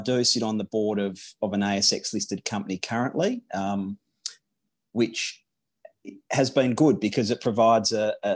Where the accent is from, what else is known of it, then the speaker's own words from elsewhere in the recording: Western Australia, Australia; I grew up in Western Australia